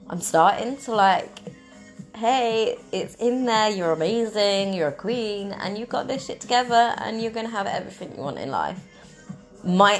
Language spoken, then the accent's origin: English; Cornwall, South West England, United Kingdom; I'm in Cornwall going to London, but, like, I'm Cornish